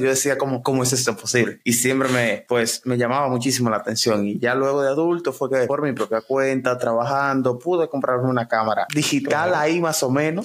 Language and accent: Spanish; Santiago de los Caballeros, Santiago, Dominican Republic; Soy oriundo de Santiago, vivo en República Dominicana